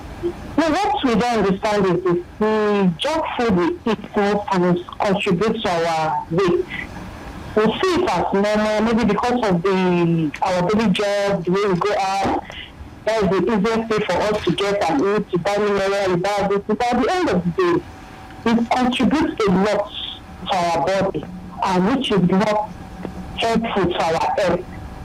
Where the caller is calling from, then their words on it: Ikeja, Lagos, Nigeria; I'm calling you from Ikeja.